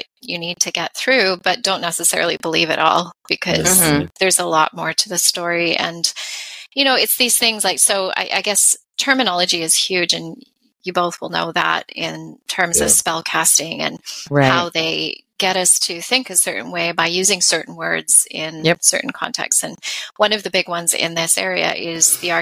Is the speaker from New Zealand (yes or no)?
no; Canada; we're Canadian